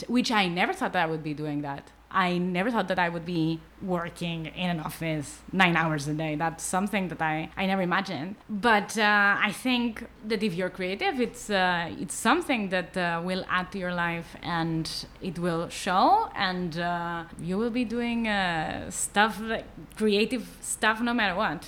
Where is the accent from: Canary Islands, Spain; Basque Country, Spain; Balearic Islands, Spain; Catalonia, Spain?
Catalonia, Spain; Barcelona; English is a second language; moved away as an adult; now in Tel Aviv, Israel; Growing up in Barcelona